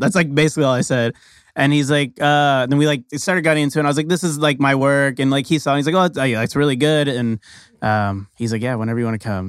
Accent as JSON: {"language": "English", "town": "Oxnard", "region": "California", "country": "United States", "tie": "born there", "said": "I was born in Oxnard, California."}